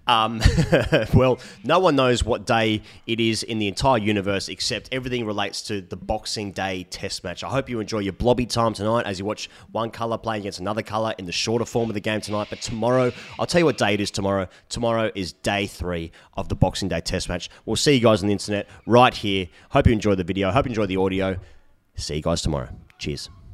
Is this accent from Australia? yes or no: yes; Australia; my prerogative as an Australian